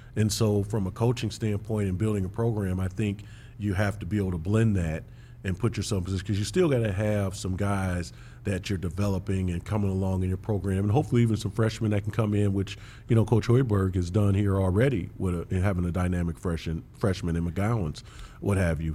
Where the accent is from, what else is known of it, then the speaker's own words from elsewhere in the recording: Big Ten country, Midwest, United States; I grew up in Big Ten country